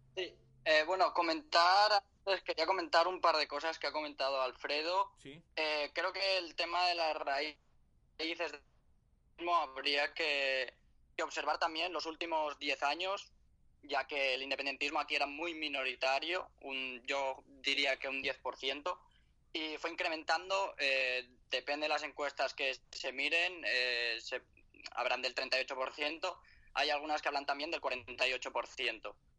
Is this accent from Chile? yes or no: no; Catalonia, Spain; soy catalán, eh, soy catalán de madre extremeña